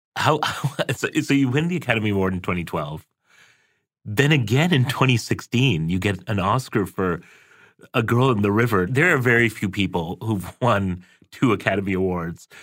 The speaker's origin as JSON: {"language": "English", "town": "Karachi", "region": "Sindh", "country": "Pakistan", "tie": "born or raised there", "moved": "yes", "said": "I'm originally from Pakistan. I was born and raised in Karachi."}